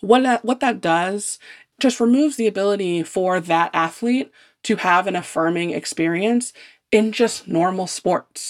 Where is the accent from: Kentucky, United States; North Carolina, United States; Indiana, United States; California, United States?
Indiana, United States; growing up in Indiana playing basketball